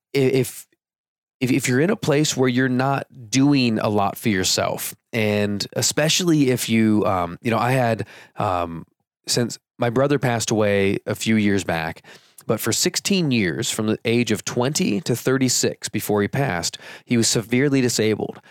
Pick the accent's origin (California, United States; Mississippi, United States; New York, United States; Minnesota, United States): California, United States; I grew up in California